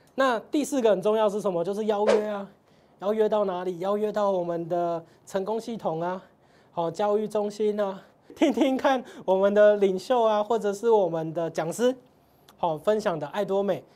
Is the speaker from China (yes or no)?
no; Tainan, Taiwan; 我是台南人嘛